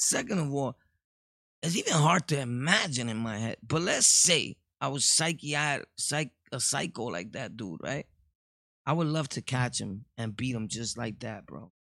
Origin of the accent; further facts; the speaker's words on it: New York City, New York, United States; I was born and raised in Brooklyn